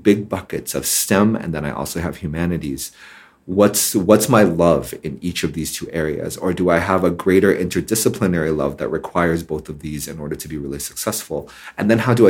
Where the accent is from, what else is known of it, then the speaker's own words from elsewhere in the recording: Hong Kong; when I was growing up in Hong Kong